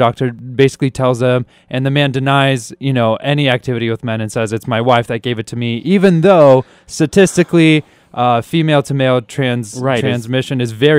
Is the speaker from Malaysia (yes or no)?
no; Kyrgyzstan; moved away; Kyrgyzstan, which is my home country. That's where I was born.